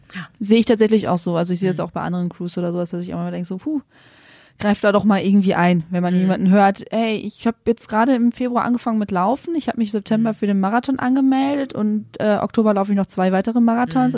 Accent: Münsterland, North Rhine-Westphalia, Germany; moved away as an adult; also born or lived in Düsseldorf; now in Berlin, Germany; Ich komme äh, ursprünglich aus dem Münsterland, also auch mhm. aus NRW

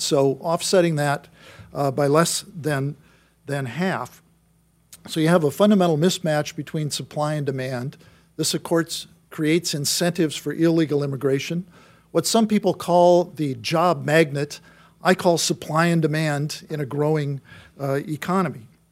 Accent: Wisconsin, United States; I'm from Wisconsin

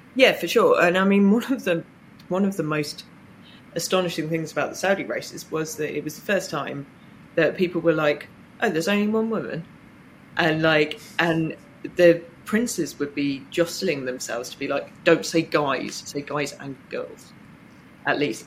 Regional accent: Reading, South East England, United Kingdom; I grew up in Reading

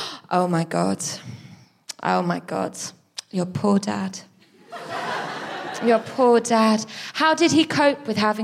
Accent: France; moved away as an adult; now in United Kingdom; I grew up in France. I moved back to the UK as an adult.

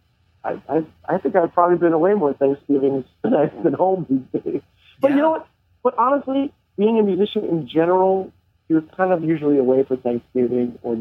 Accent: Long Island, New York, United States; also born or lived in Manhattan; I grew up on Long Island

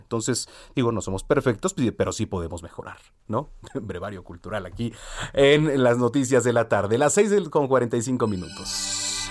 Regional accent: Mexico; nosotros como mexicanos

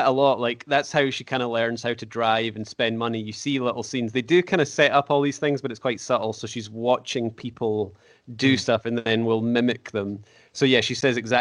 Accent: Scotland, United Kingdom; being a Scottish guy

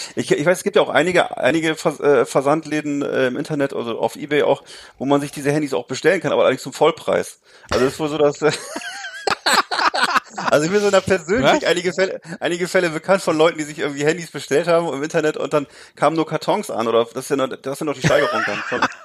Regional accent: Germany; bei uns in Deutschland

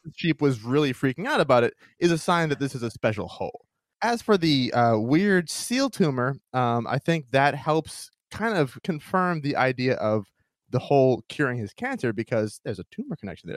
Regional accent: Maine, United States; my home state of Maine

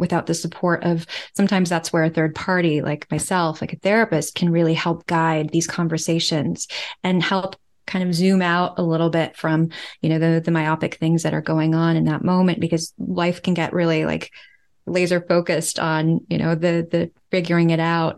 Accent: United States; moved away as an adult; also born or lived in New York City; now in Amsterdam, Netherlands; I'm from the United States

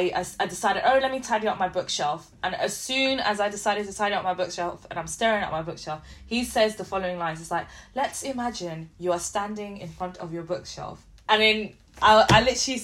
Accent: London, United Kingdom; also born or lived in Liverpool; I grew up in London, you have everyone from everywhere

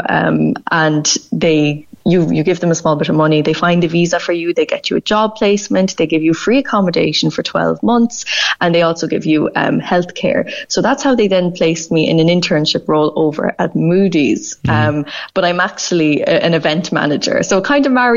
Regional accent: Ireland; moved away as an adult; also born or lived in Boston, United States / Cork / Dingle; now in New York, United States; being Irish

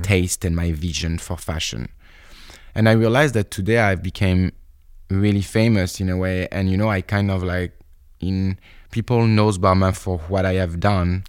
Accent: Bordeaux, Nouvelle-Aquitaine, France; also born or lived in Paris, France; I come from Bordeaux

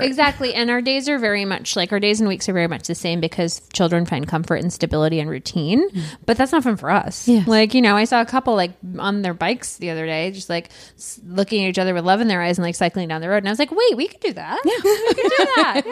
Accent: Michigan, United States; I'm from Michigan.

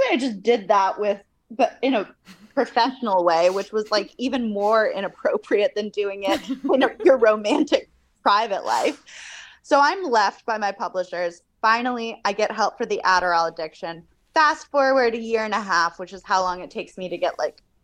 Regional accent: United States; moved away as an adult; also born or lived in Cambridge, United Kingdom; my life at Cambridge as this American undergrad at this old British university

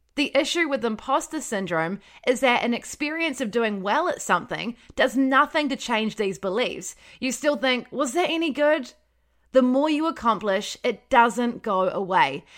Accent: Wellington, New Zealand; moved away as an adult; also born or lived in Palmerston North; I'm from Wellington, so it was quite close to home

